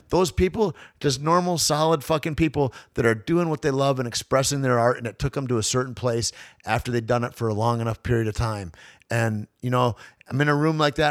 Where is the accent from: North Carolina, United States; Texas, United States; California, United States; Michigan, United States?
Michigan, United States; Alpena; growing up in Alpena, Michigan